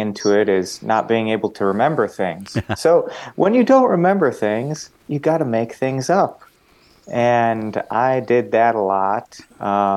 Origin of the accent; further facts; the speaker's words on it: Valparaiso, Indiana, United States; I'm from Valparaiso, and then I went to Emmanuel, then went to VHS. So all Valparaiso